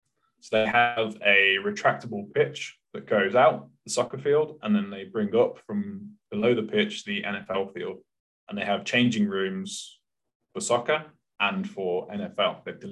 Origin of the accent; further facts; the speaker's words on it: United Kingdom; moved away; that's as a Brit.